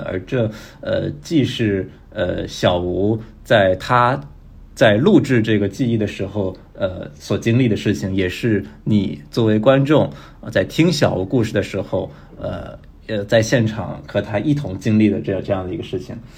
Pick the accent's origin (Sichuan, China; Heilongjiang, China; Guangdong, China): Guangdong, China; Shenzhen; 确实从小在深圳长大